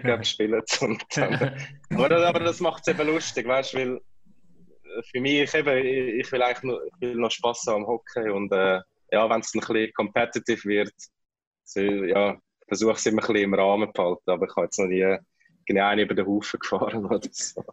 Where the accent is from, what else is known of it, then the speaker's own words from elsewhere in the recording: Kloten, Zurich, Switzerland; moved away; als Klotner und als Kloten-Fan